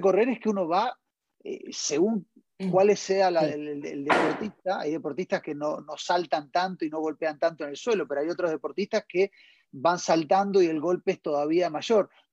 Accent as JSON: {"language": "Spanish", "country": "Argentina", "moved": "yes", "lives_now": "Chile", "said": "desde Argentina, desde, mi país de origen"}